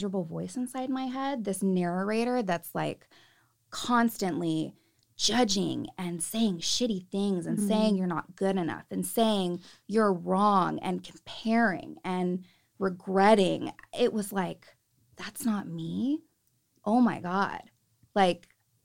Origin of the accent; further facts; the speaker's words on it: Salinas, California, United States; I'm from Salinas, so there's a lot of Catholicism